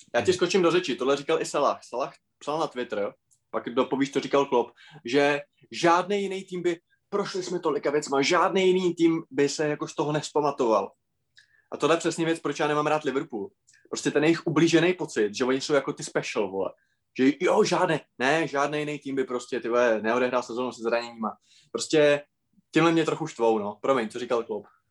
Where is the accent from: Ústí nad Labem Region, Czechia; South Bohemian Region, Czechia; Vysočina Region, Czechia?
South Bohemian Region, Czechia; České Budějovice; Já když jsem byl v septimě na víceletém gymnáziu u nás v Budějcích